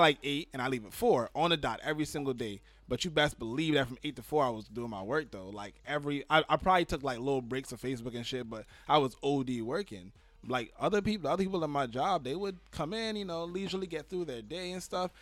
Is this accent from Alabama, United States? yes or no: no; New York City, New York, United States; I was born in New York City